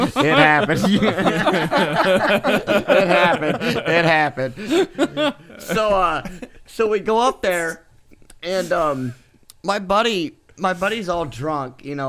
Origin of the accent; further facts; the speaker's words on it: Illinois, United States; Sir, I'm from Illinois. I'm sorry.